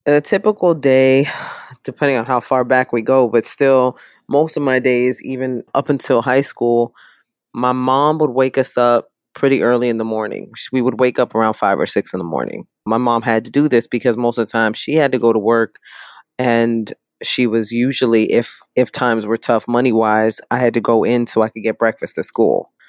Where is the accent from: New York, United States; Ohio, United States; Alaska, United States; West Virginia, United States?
New York, United States; New York City; I am born and raised in the South Bronx